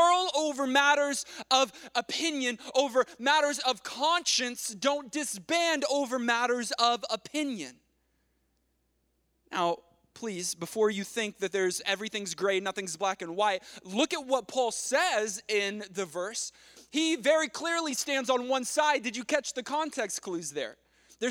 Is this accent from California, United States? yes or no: no; Texas, United States; moved away; I'm from Texas